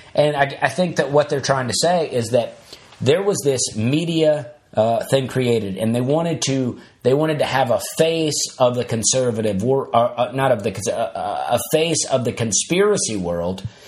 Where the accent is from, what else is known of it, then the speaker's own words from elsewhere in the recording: Alabama, United States; my own high school as a kid growing up in Alabama